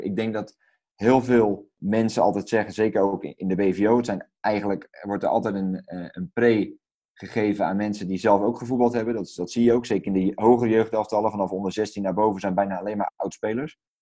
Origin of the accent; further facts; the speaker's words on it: Netherlands; als, als Nederlanders en als, als Europeanen